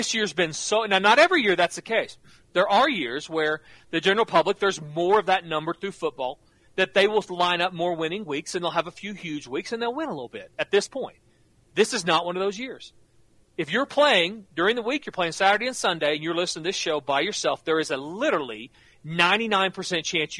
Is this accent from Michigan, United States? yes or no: no; Norman, Oklahoma, United States; I grew up in Norman, live in Oklahoma City